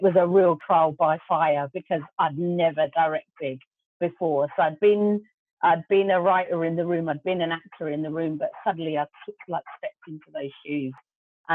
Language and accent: English; London, United Kingdom; first language Gujarati; English is a second language; even though I was born here and I was born in Hackney, my grandmother pretty much kind of brought us up